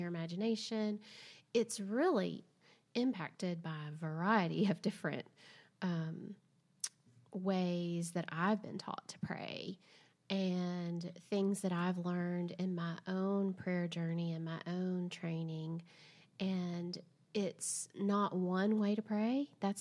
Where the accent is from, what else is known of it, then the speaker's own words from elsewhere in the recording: Southern, United States; accent: Southern; my accent's too Southern